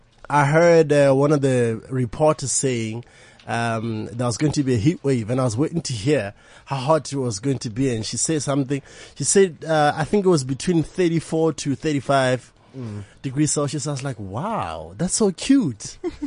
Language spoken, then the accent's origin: English; Botswana; moved away as an adult; now in South Africa; I'm from Botswana. I live in South Africa. It's been a year now.